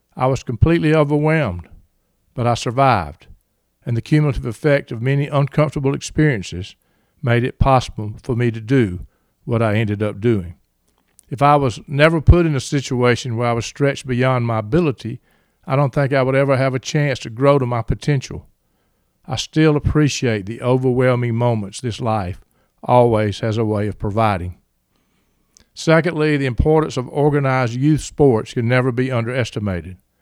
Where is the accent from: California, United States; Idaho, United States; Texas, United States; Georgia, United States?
Georgia, United States; Reynolds; as a boy growing up in Reynolds, Georgia